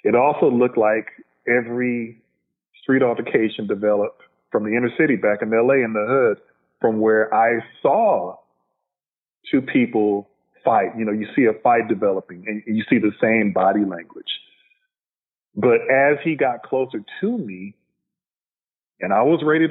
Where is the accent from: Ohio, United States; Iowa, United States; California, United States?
California, United States; Los Angeles; I'm a L.A. native, African-American man, still live in Los Angeles to this day, born and raised in South Central L.A.